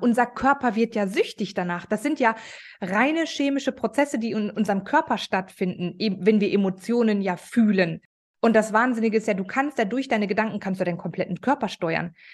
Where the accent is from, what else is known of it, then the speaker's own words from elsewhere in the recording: Ruhr area, North Rhine-Westphalia, Germany; ich komme aus dem Ruhrpott. Ich bin eine absolute Ruhrpott-Göre